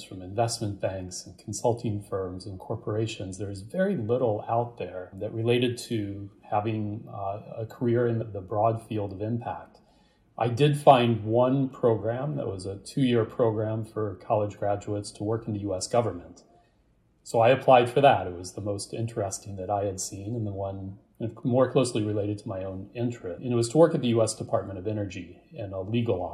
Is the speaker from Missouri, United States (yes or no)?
yes; St. Louis, Missouri, United States; moved away as an adult; also born or lived in East Coast; I grew up in the United States, in St. Louis, Missouri, in the middle of the country, and moved to the East Coast to attend university